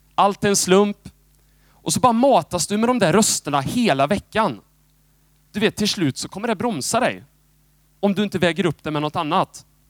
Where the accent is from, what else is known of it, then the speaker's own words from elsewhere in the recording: Moholm, Lugnås, Götene, Västra Götaland, Sweden; moved away as an adult; now in Jönköping, Sweden; jag, jag är född i liksom Moholm. Eh, lite uppväxt i Lugnås. Och sen har jag bott i Götene stora delar.